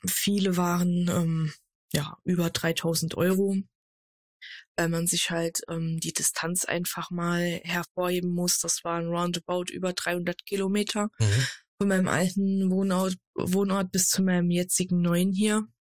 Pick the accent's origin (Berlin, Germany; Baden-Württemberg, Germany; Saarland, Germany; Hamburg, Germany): Saarland, Germany; moved away as an adult; now in Ruhr area, Germany; gebürtig aus dem Saarland und seit April eine neue Nordrhein-Westfälerin, genauer gesagt Ruhrbottlerin